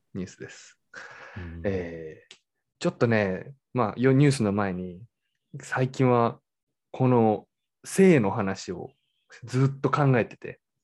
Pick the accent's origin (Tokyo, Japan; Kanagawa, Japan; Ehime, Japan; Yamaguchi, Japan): Kanagawa, Japan; Fujisawa; moved away; 僕はね、もう江ノ島っていう町出身だから